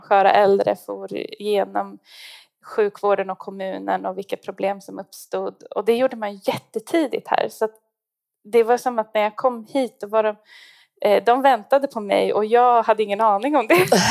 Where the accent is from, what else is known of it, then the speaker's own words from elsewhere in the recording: Stockholm, Stockholm County, Sweden; moved away as an adult; now in Gällivare, Sweden; jag är stockholmare faktiskt